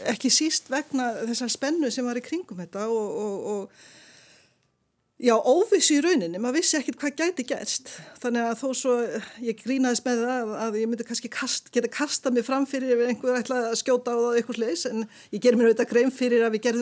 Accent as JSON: {"language": "Icelandic", "town": "Siglufjörður", "region": "Northeastern Region", "country": "Iceland", "tie": "born or raised there", "also_born_or_lived": "Dresden, Germany", "said": "Ég er viðað, ég er, mamma mín er þísk ég er fætt í Dresden þegar ég sögur frá Jútborg þar sem að fóröldra minni voru við háskóluna. En svo flyttu við frá Dresden til Siglufjörða þegar ég er svona rúmlega tvekkjára"}